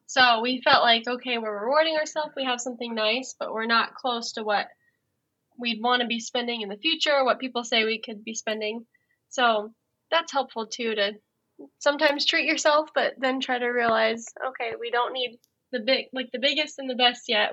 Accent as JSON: {"language": "English", "region": "Colorado", "country": "United States", "moved": "yes", "lives_now": "Iowa, United States", "said": "I'm from Colorado originally"}